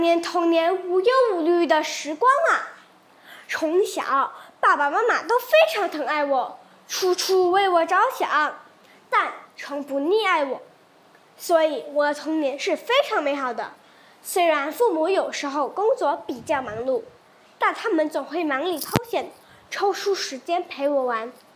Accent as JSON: {"language": "Chinese", "region": "Pahang", "country": "Malaysia", "tie": "born or raised there", "also_born_or_lived": "Kuantan", "said": "今年十二岁，就读关丹高明琴华文学校。我出生于马西亚旁夯州，我住在关丹"}